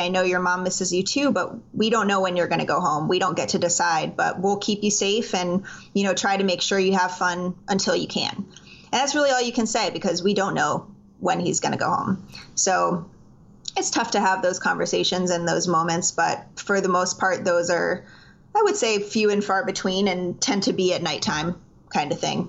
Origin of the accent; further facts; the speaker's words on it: Miami, Florida, United States; now in Greenville, United States; I was born and raised in South Florida, so shout out to all my Miami people out there.